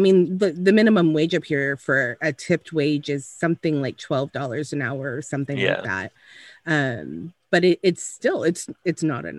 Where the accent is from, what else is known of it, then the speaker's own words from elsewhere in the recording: California, United States; now in Canada; I'm originally from California.